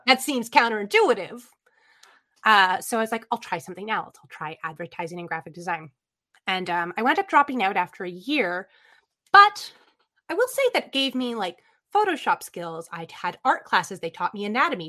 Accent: Lansdowne, Ontario, Canada; born or raised there; also born or lived in Toronto, Ontario, Canada

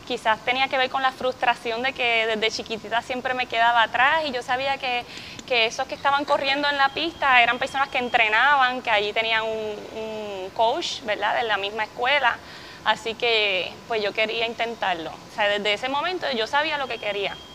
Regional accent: Carolina, Puerto Rico; Pues yo soy de Carolina, de Carolina, Puerto Rico.

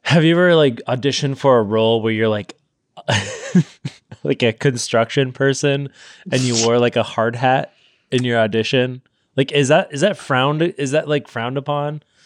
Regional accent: Sacramento, California, United States; where I'm from Sacramento, there's, like, this big river

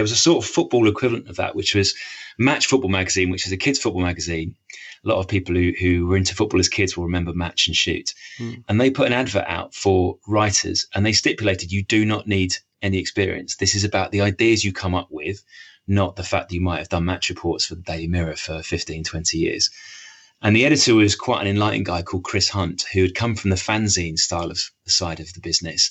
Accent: Bishop's Stortford, East of England, United Kingdom; also born or lived in Harlow / Cambridge / Peterborough / Cardiff; now in Cheshire, United Kingdom; So I grew up on the sort of Hertfordshire-Essex border. So I was born in Harlow, mm-hmm. which is one of the new towns that sprung up outside London, the sort of post-war period, and then moved up the road to Bishop Stortford

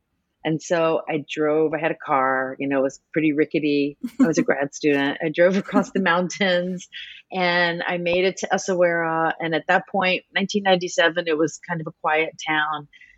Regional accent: New Orleans, Louisiana, United States; moved away as an adult; now in Boston, United States; as an American, and I grew up in New Orleans in the South, I was very sensitive to these racialized categories.

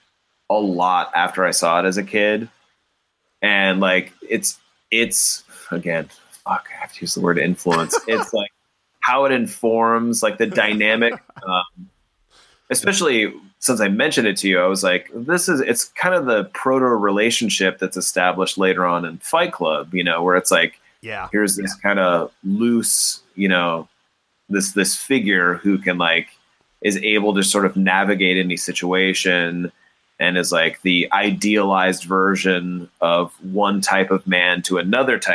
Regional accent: Cupertino, California, United States; one of the main theaters that I grew up near in Cupertino

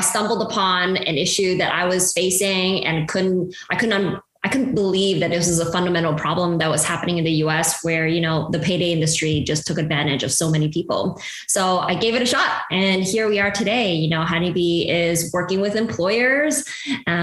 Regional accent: Montreal, Quebec, Canada; moved away as an adult; also born or lived in Malaysia / Hong Kong / Bay Area; now in United States; growing up in Montreal

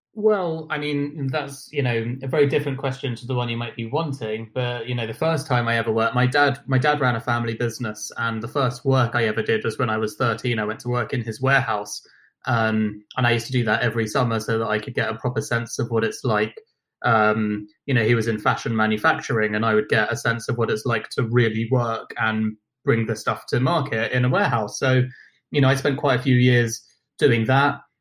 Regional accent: London, United Kingdom; accent: British; also born or lived in Buenos Aires, Argentina / Nottingham; I grew up in London

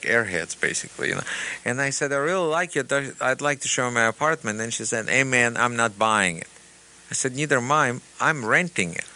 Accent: Russia; English is a second language; now in United States; still a Russian person

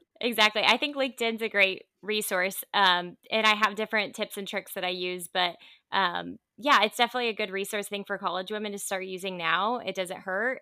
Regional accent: Indiana, United States; also born or lived in Dallas, Texas; now in Southern California, United States; I'm from Indiana originally. So, I'm actually a Midwest girl that lives out in Southern California now

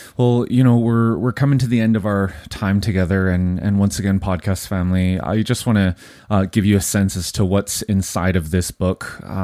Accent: Vancouver, British Columbia, Canada; and I was born in Vancouver.

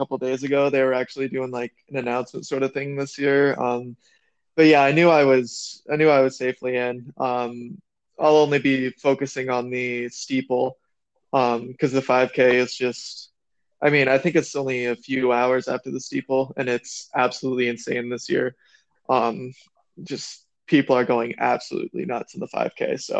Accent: South Dakota, United States; I'm just I'm a kid from South Dakota now.

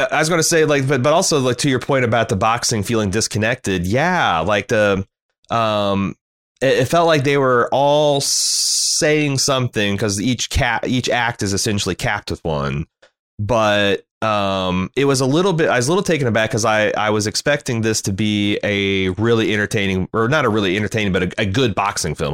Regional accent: United States; as an American living in the, the early tw, going into the twenty-first century

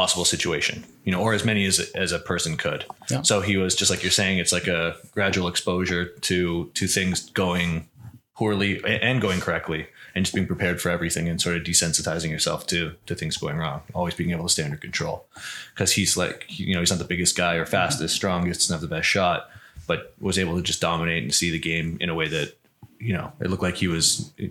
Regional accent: Canada; I come from Canada

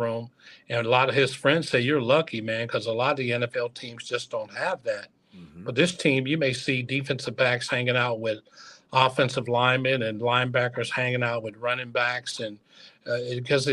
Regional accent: Maysville, Kentucky, United States; I was born in Maysville, Kentucky. My mother's from Flemingsburg. I went to Moorhead. So as a Kentucky kid

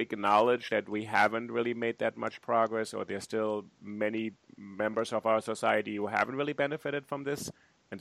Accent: Germany; moved away; I grew up in Germany

